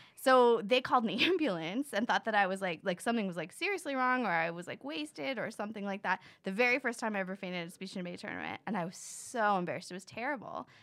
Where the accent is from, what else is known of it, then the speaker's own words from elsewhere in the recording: Florida, United States; I grew up in Florida